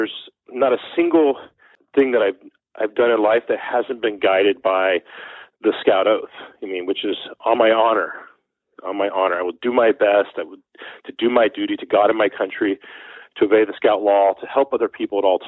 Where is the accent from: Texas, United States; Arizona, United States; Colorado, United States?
Texas, United States; Beaumont; now in New York City, United States; Growing up in Beaumont, Texas, which was my hometown, a very small but thriving metropolis in southeast Texas